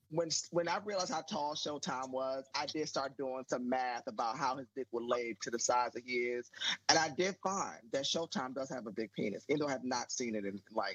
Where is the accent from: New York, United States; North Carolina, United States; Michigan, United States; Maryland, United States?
Maryland, United States; I keep telling people I'm from Maryland. Mm-hmm. I grew up in the D.C. area. I'm from below the Mason-Dixon line.